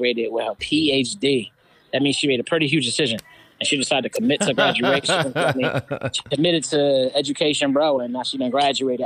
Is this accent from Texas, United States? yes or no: no; Philadelphia, Pennsylvania, United States; moved away; out here in my hometown of Philly